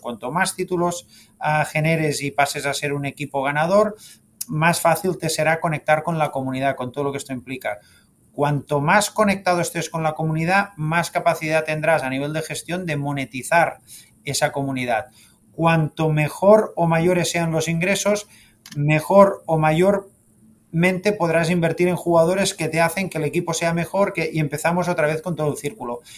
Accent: Sabadell, Catalonia, Spain; moved away as an adult; also born or lived in Barcelona; now in Miami, United States; yo nací en, Barcelona, siempre em, he sido seguidor del club, también del Sabadell que es el equipo de, mi ciudad natal

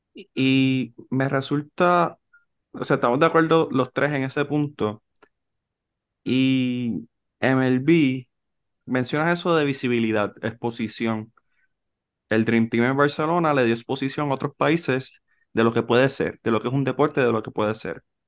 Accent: Puerto Rico; nosotros como boricua

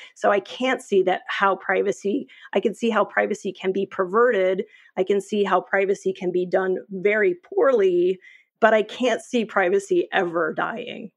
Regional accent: New York, United States; I'm a New Yorker

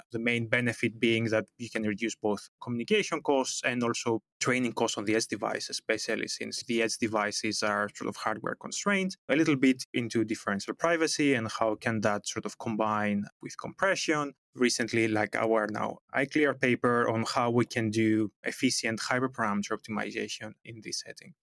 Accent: Greece; moved away as an adult; now in Amsterdam, Netherlands; Originally, I come from Greece. That's where I did my bachelor on computer science and telecommunications

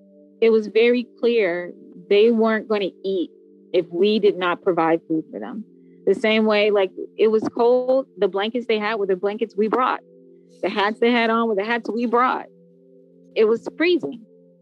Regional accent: United States; When we crossed into Mexico, in my mind, because I think I am an American, I was just thinking this very dangerous place

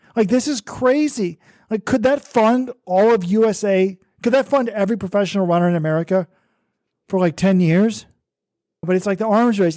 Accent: Texas, United States; I'm from Texas.

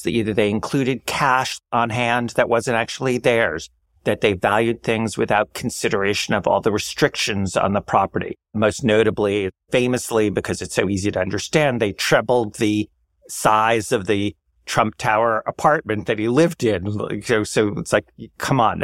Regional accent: New York City, New York, United States; as a New Yorker

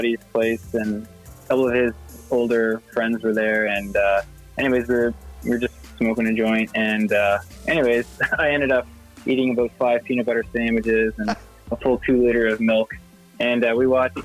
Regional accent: Nova Scotia, Canada; also born or lived in Los Angeles; Growing up in Nova Scotia, surrounded by water

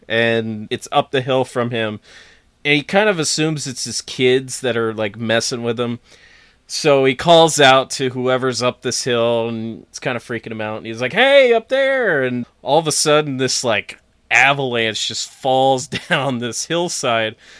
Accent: near Big Moose Lake, New York, United States; born or raised there

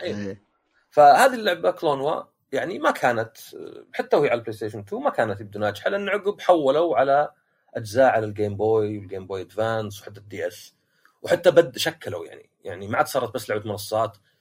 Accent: Shaqra, Riyadh Province, Saudi Arabia; انا من شقره

